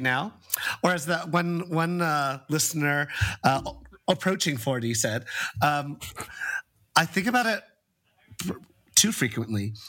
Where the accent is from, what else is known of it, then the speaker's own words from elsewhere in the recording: San Francisco, California, United States; growing up in San Francisco around this culture